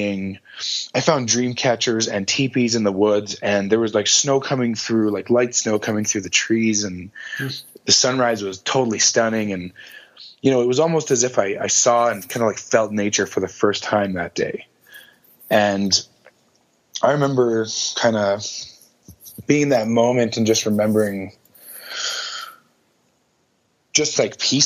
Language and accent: English; Calgary, Alberta, Canada; born and raised in Calgary, Alberta